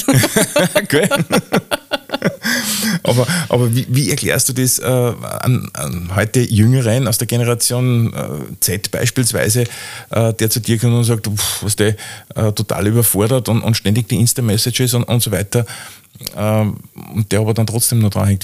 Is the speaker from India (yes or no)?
no; Austria; bei uns in Österreich